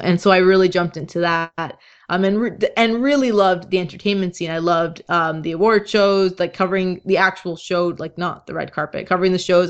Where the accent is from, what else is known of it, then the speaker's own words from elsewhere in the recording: Toronto, Ontario, Canada; I'm from Toronto